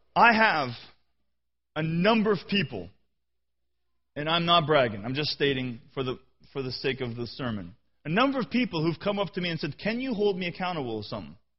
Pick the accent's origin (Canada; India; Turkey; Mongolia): Canada; I'm a Canadian.